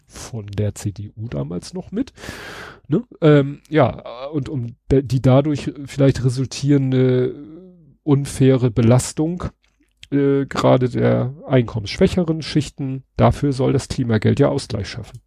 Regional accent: Hamburg, Germany; als Hamburger

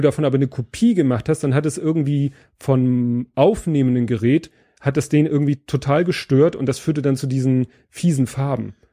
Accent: Steilshoop, Hamburg, Germany; Steinshoop ist halt so eine Hochhaussiedlung. Ja. Ne? Also das ist, äh, wie, ich bin aufgewachsen in dem Ring mit den höchsten Häusern

